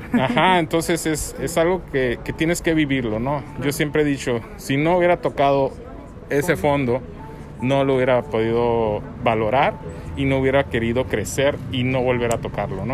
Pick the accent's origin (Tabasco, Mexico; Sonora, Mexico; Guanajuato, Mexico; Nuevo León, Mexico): Sonora, Mexico; Hermosillo; moved away as an adult; also born or lived in Ensenada; Yo soy originario de Hermosillo, y terminando la carrera me fui encenada